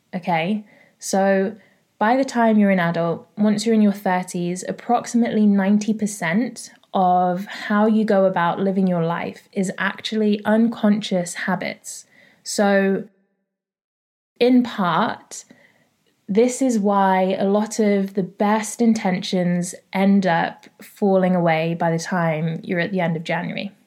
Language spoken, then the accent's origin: English; London, United Kingdom; I'm from North London